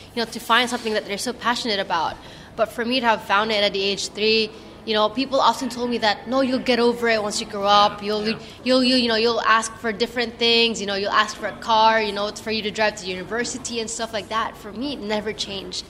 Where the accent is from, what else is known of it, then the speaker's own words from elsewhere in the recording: Philippines; as a Filipino, as Southeast Asian